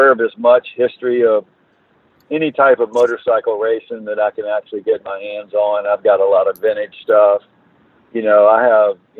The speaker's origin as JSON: {"language": "English", "country": "United States", "moved": "yes", "lives_now": "Virginia Beach, United States", "said": "I'm from Carolina, and live in Virginia Beach now"}